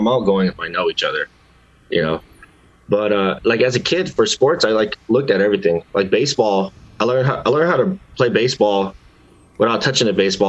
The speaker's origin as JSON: {"language": "English", "town": "Seattle", "region": "Washington", "country": "United States", "tie": "born or raised there", "said": "I was born right here in Seattle, Washington."}